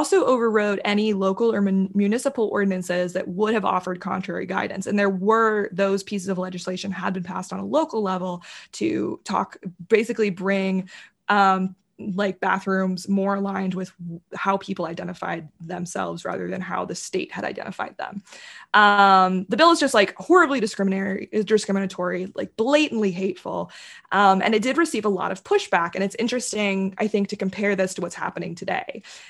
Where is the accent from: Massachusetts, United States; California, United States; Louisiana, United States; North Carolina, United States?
North Carolina, United States; Charlotte; Charlotte, North Carolina, which is where I grew up. And like, Charlotte's a relatively liberal city by North Carolina standards. Like, we're not Asheville or Chapel Hill, but it's still an urban center.